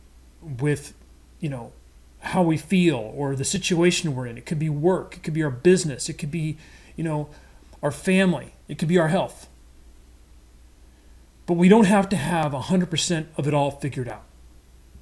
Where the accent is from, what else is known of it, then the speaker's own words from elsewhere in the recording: Midwest, United States; I'm a Midwesterner, grew up on red meat and potatoes